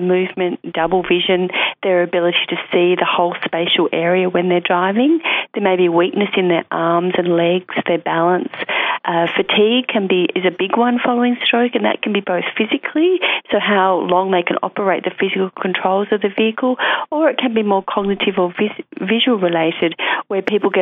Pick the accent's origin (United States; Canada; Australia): Australia; Alice Springs, Northern Territory; moved away; I'm originally from Alice